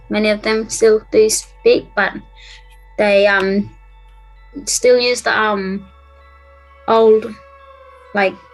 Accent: Townsville, Queensland, Australia

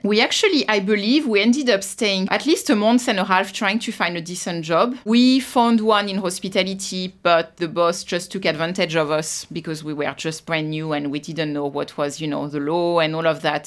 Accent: Versailles, Île-de-France, France; moved away as an adult; also born or lived in Paris, France; now in Australia; I was born in, uh, Paris, France. And I grew up in Versailles

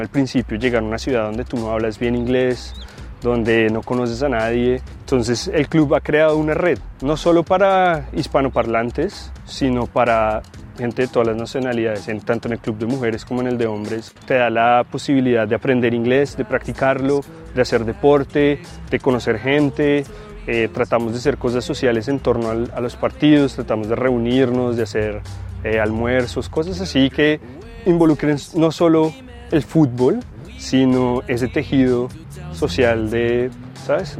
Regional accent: Colombia; now in Australia; yo soy originario de Colombia

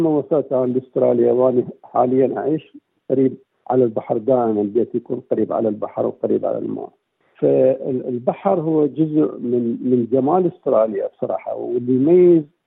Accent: southern Iraq, Iraq; moved away as an adult; now in Perth, Australia; انا قدمت من العراق من جنوب العراق

